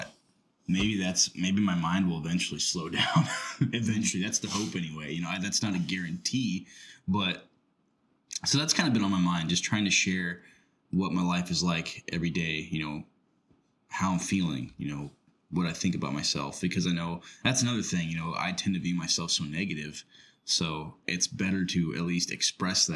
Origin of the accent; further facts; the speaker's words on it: Rochester, United States; my hometown, Rochester